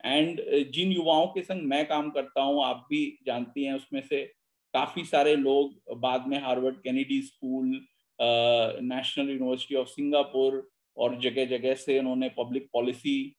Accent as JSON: {"language": "Hindi", "town": "Lucknow", "region": "Uttar Pradesh", "country": "India", "said": "मैं क्योंकि लखनऊ से आता हूँ तो थोड़ा उर्दू का मिक्सचर आ जाएगा मेरे बोलचाल में"}